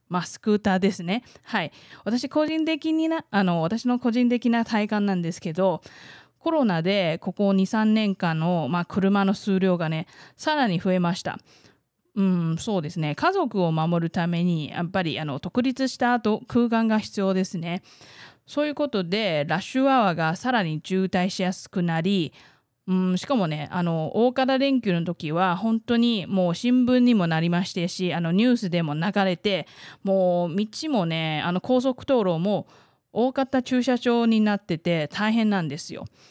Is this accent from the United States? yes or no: no; southern Taiwan, Taiwan; Japanese is a second language; also born or lived in Taipei; 台湾生まれ台湾育ちの